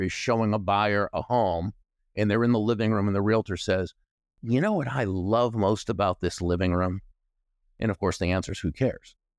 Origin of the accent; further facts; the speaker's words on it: Natick, Massachusetts, United States; moved away; I grew up in what was then a small town, Natick, Massachusetts